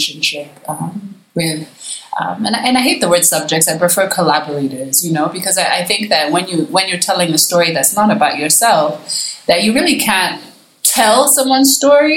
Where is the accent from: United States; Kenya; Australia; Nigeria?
Kenya; me living in Kenya, you know, makes me an outsider already in some kind of way. I'm not Kenyan, right, even though I've lived here my whole life